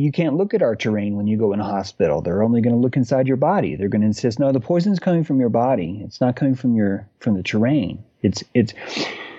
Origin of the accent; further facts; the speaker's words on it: North Carolina, United States; I'm a natural born human that happens to be in a place that these people call North Carolina